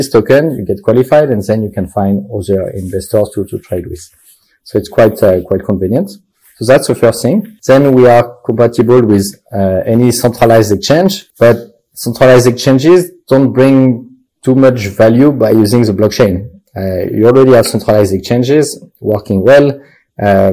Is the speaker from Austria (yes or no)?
no; France; accent: French; English is a second language; I am French, as you can see with my terrible accent, but we are based in Luxembourg